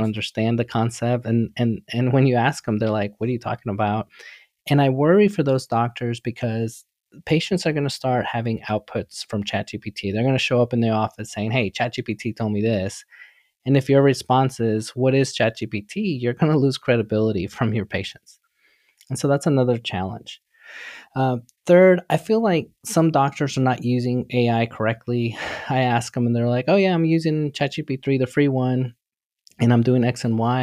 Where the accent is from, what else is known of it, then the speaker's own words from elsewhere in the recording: New York City, New York, United States; I grew up in New York City, really humble beginning, literally with nothing.